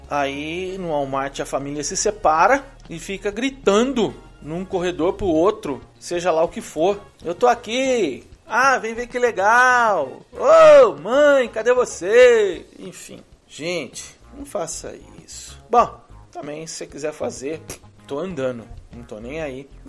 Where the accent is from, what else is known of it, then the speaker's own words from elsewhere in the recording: Brazil; now in United States; E sabem que eu estou aqui nos Estados Unidos desde 1999, quase metade da minha vida.